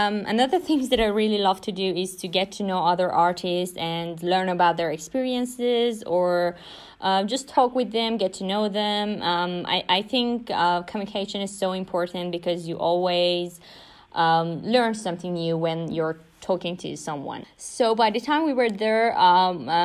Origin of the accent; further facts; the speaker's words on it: Iran; I'm from Iran